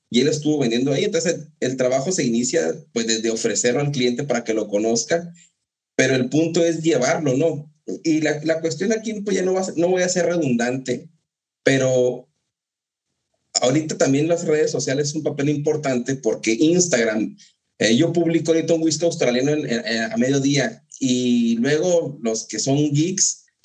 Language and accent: Spanish; Ciudad Juárez, Chihuahua, Mexico; yo soy de Juárez y Edgar también, eh, y dicen, yo, yo vivía en Juárez